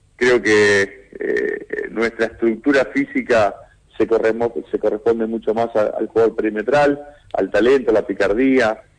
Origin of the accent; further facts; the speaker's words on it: Argentina; lo que somos los argentinos